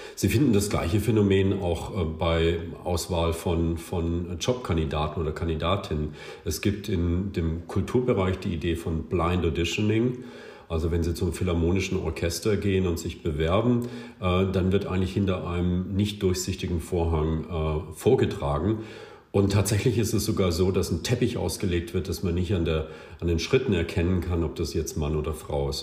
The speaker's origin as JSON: {"language": "German", "region": "West Germany", "country": "Germany", "said": "ich komme aus Westdeutschland, als Westdeutsche"}